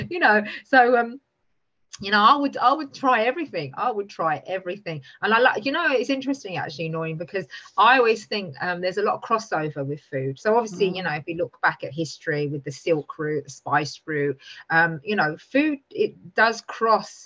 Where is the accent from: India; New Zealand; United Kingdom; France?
United Kingdom; London; I grew up in East London